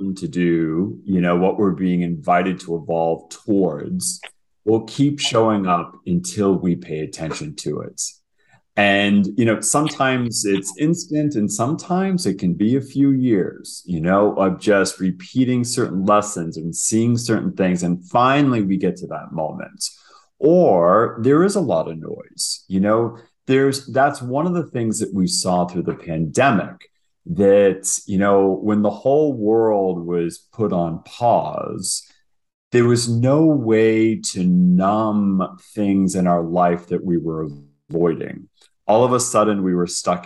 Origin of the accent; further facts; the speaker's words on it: United States; now in Toronto, Canada; I'm American, but I live in Toronto.